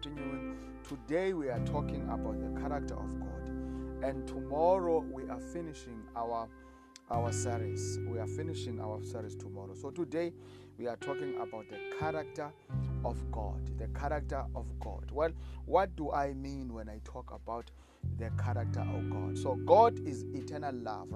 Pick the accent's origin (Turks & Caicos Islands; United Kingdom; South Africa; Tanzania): South Africa; I come from South Africa